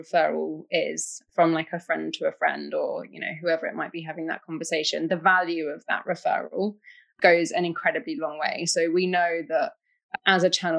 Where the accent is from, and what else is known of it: United Kingdom